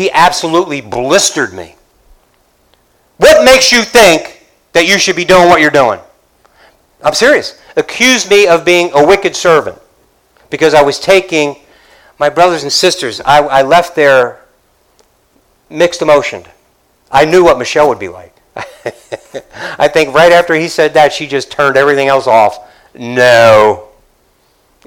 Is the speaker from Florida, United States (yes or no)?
yes; Dade City, Florida, United States; I'm from Dade City.